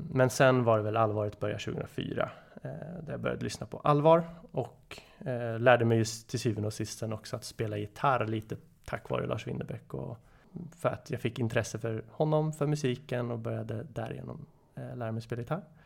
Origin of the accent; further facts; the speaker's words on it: Nyköping, Södermanland, Sweden; now in Stockholm, Sweden; Född och uppvuxen i Nyköping, bor numera i Stockholm, 34 år.